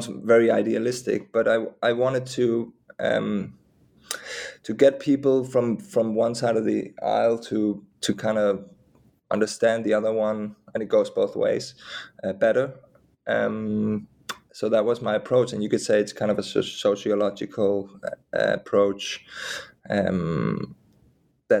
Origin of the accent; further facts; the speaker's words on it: Denmark; moved away as an adult; also born or lived in Hungary; in my home country of Denmark